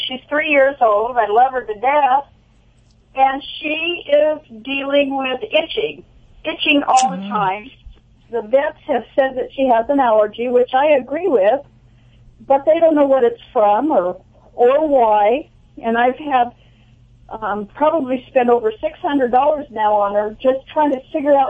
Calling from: Cayucos, California, United States; Actually, from Cayucas.

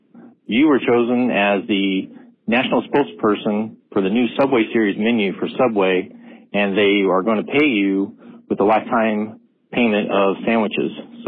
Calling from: Illinois, United States; Hey, Ryan, it's …. It's Manic Monday here in Southern Illinois

